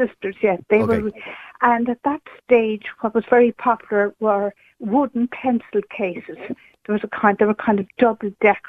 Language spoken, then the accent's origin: English; County Cork, Munster, Ireland; I'm from County Cork, and I'm a lot older than your previous callers there. I'm middle-aged.